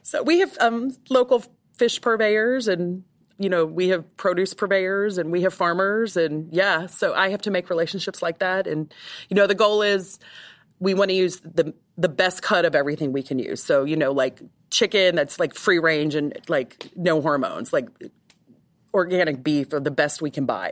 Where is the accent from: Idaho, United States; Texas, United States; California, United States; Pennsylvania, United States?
Texas, United States; moved away as an adult; now in Tampa, United States; I grew up in Texas and so I'm very familiar with cattle